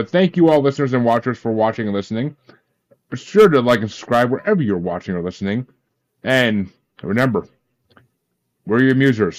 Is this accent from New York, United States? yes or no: yes; New York, United States; I grew up in New York. I grew up in New York.